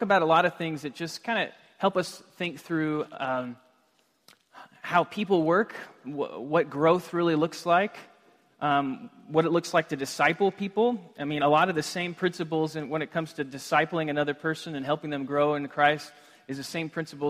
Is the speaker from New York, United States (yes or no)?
no; Texas, United States; also born or lived in Washington State; now in Washington, United States; I'm from Texas